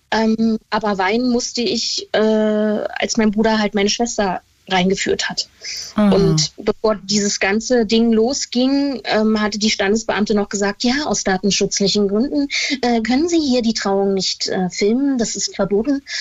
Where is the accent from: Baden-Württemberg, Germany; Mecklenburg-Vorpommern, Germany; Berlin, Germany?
Mecklenburg-Vorpommern, Germany; Stralsund; born or raised there